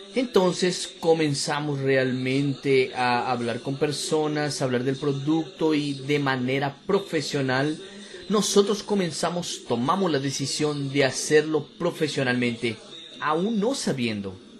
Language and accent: Spanish; Campo Grande, Mato Grosso do Sul, Brazil; Yo soy de Campo Grande, Mato Grosso do Sul